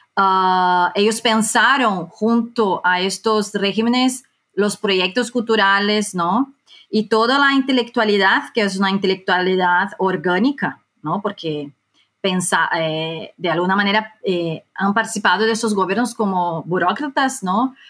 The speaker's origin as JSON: {"language": "Spanish", "country": "Brazil", "second_language": "Spanish", "moved": "as an adult", "lives_now": "Madrid, Spain", "said": "yo soy eh, brasileña, aunque recientemente también em, tengo la nacionalidad española. Yo vivo hace 10 años en España"}